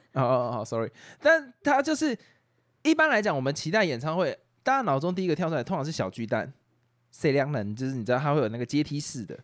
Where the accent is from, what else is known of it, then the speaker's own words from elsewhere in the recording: Taoyuan, Taiwan; 我是桃园人啊，我先桃园人，所以我我也在我被骂的也也在被骂的范围。我不是台北人